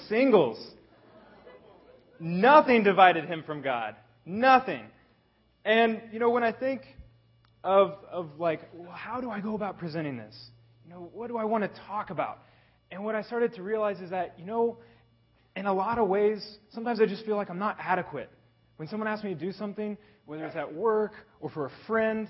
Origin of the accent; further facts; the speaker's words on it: Kansas, United States; now in Dubai, United Arab Emirates; I am actually born and raised in Kansas. And you know what? I grew up on a farm.